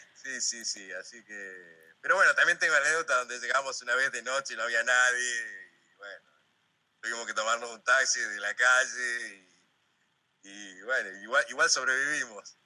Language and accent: Spanish; Comodoro Rivadavia, Chubut, Argentina; moved away as an adult; also born or lived in Rio de Janeiro, Brazil / Ciudad Ojeda, Venezuela / Bogotá, Colombia; viniendo de, kilómetro 8, como digo yo, al mundo, este, eh, de ahí de Comodoro